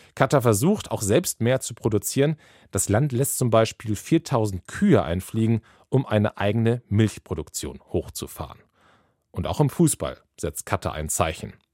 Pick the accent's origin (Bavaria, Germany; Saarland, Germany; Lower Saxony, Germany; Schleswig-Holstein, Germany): Schleswig-Holstein, Germany; das wäre in Schleswig-Holstein passiert. Da bin ich aufgewachsen